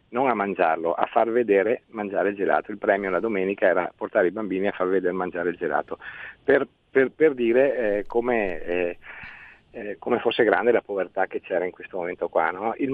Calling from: Veneto, Italy; Buongiorno, siamo dal Veneto.

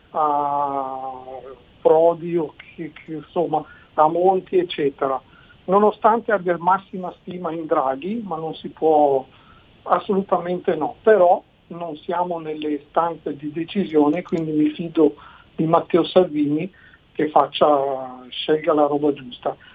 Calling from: Lausanne, Vaud, Switzerland; siamo da Losanna, quindi in Svizzera.

